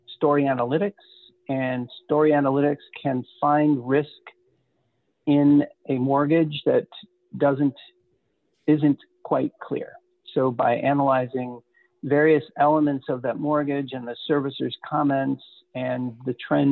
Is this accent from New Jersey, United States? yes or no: no; Detroit, Michigan, United States; I grew up in Detroit